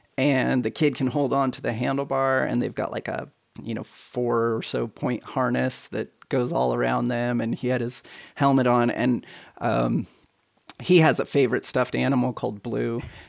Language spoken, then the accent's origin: English; Hawaii, United States; Yeah, this is when we grew up in Hawaii.